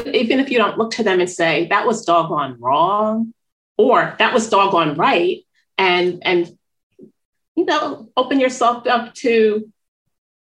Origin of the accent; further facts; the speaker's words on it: Northeast, United States; moved away; also born or lived in New York City; I'm from the Northeast